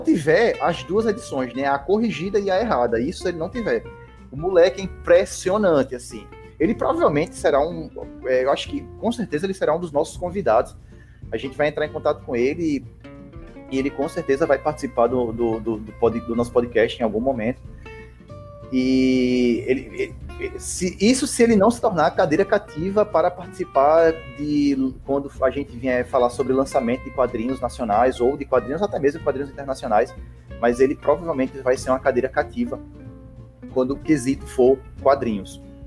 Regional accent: Rio Grande do Norte, Brazil; que é onde a gente mora. A gente é do Rio Grande do Norte.

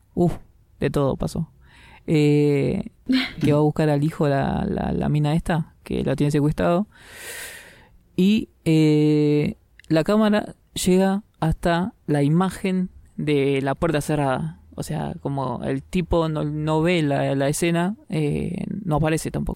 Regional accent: Argentina; yo soy argentino

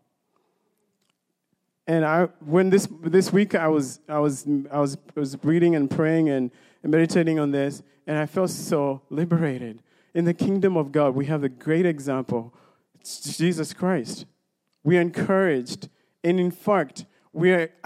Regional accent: Kenya; moved away; I grew up in Kenya

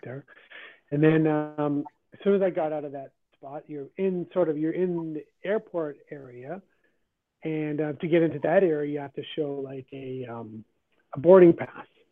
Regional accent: Canada; also born or lived in Guyana; I'm a natural born Canadian

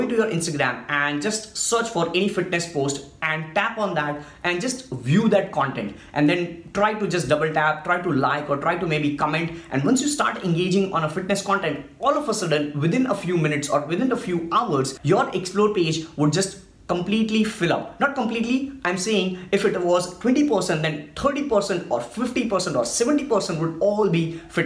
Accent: India; I'm from India

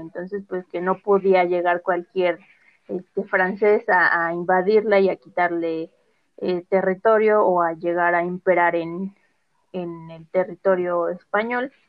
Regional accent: Mexico

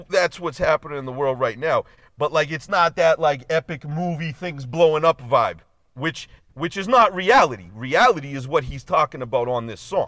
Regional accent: Boston, Massachusetts, United States; We grew up in Boston

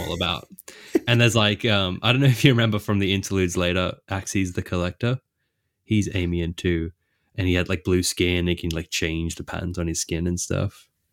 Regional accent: Australia; I'm Australian

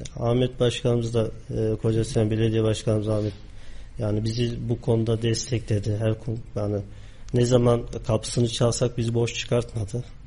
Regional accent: Kayseri, Kayseri Province, Turkey; also born or lived in Ağrı; Aslen Ağrılı, Kayseri'de doğup büyüdüm.

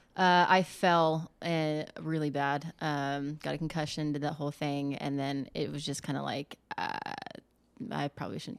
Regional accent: Las Vegas, Nevada, United States; moved away as an adult; also born or lived in Chico, California; now in Eugene, United States; being born and raised in Vegas

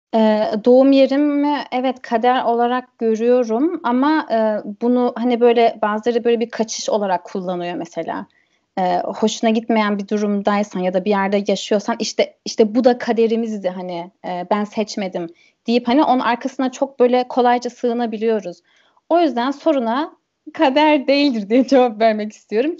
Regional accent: Germany; first language German and Turkish; ben burada doğdum, burada büyüdüm, burada kalacağım

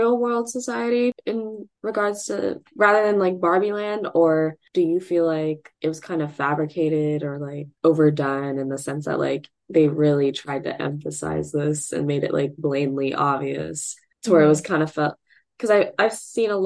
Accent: Northern California, United States; we're from Northern California

